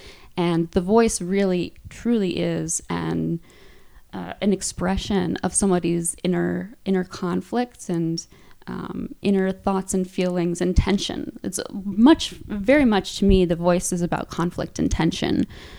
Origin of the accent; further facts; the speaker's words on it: Midwest, United States; also born or lived in Virginia; because I went to college in Virginia, and that significantly impacted the way I talk. But because I grew up largely in the Midwest, that is sort of my center.